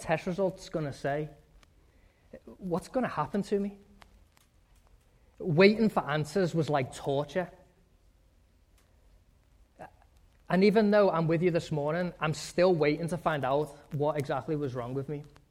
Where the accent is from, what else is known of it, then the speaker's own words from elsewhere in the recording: England, United Kingdom; moved away; When I was growing up in England, we had this backyard that was surrounded by a wooden fence